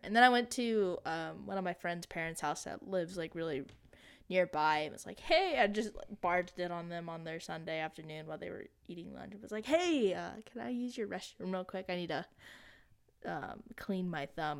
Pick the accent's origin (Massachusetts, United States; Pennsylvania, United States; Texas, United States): Texas, United States; as a Texan